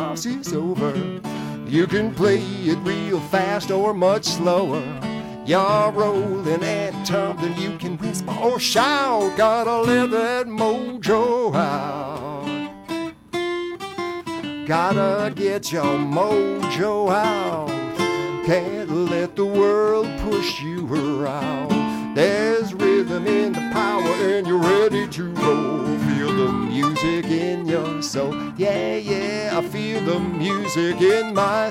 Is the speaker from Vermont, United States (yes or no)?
no; Chicago, Illinois, United States; now in Brooklyn, United States; I grew up in Chicago on the north side